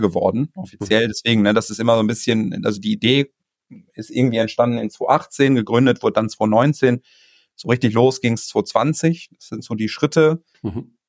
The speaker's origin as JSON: {"language": "German", "region": "North Rhine-Westphalia", "country": "Germany", "tie": "born or raised there", "moved": "yes", "said": "ich bin irgendwie gebürtig Ostwestfale, so ich komme aus, so aus einer Region, wo es ein bisschen bodenständiger zugeht"}